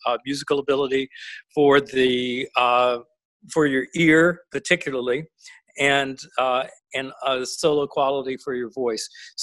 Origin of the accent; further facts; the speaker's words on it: Montgomery, Alabama, United States; also born or lived in Princeton, New Jersey; I was a Southern boy from Montgomery, Alabama